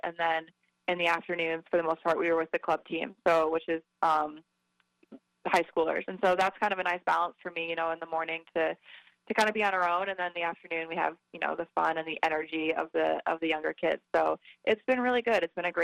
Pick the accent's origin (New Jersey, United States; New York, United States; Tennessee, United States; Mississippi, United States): New York, United States; moved away as an adult; also born or lived in California; now in North Carolina, United States; I grew up in New York